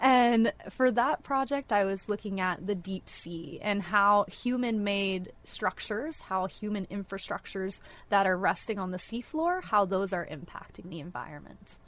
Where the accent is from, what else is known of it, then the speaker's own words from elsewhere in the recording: northwest Florida, United States; moved away; I'm originally from Florida, the northwest part